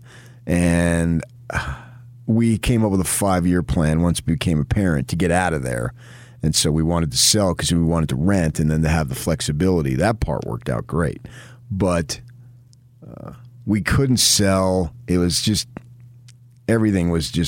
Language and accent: English; New Jersey, United States; now in Utah, United States; I was born in Jersey, not Utah.